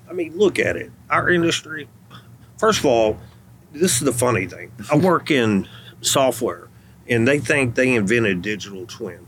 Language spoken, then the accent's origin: English; Athens, Texas, United States; my hometown hmm. in Athens